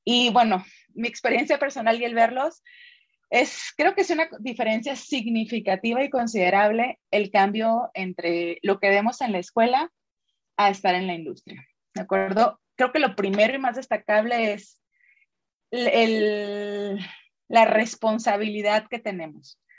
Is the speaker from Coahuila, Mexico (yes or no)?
no; Sonora, Mexico; moved away as an adult; now in Guadalajara, Mexico; soy sonorense, Hace 14 años me vine a probar, suerte por acá a Jalisco.